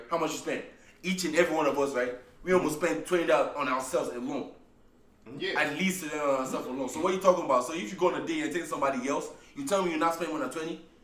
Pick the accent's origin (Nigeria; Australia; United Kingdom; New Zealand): Nigeria; English is a second language; moved away as an adult; now in United States; I feel like it, it's annoying because maybe because I'm coming straight from Nigeria, where you don't really have to tip.